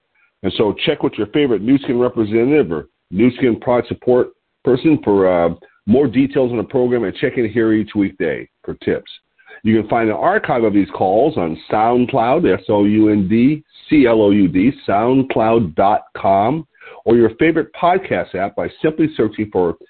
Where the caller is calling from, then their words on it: Lompoc, California, United States; I'm your host today. And I'm calling in from Lompoc, L-O-M-P-O-C, Lompoc, Lompoc, California, which sits 54 miles north of Santa Barbara on California's beautiful Central Coast.